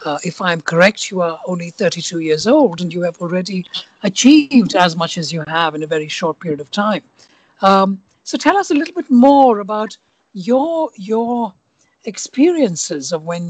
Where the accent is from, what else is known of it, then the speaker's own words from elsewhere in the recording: India; now in London, United Kingdom; So they say, where are you from? And I have lived in London for 30 years, but instinctively my answer is always India.